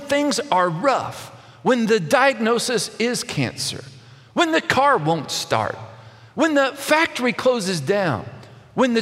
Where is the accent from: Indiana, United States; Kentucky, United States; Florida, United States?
Kentucky, United States; outside of Lexington; When I was growing up outside of Lexington, Kentucky